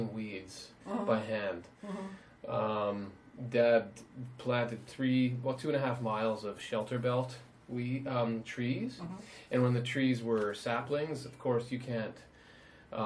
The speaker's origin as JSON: {"language": "English", "region": "Saskatchewan", "country": "Canada", "tie": "born or raised there", "moved": "yes", "said": "I grew up in Saskatchewan, Canada, which is one of the western provinces"}